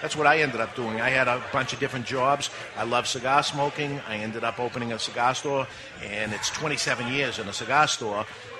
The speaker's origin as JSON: {"language": "English", "town": "Boston", "region": "Massachusetts", "country": "United States", "tie": "born or raised there", "said": "I grew up in Boston."}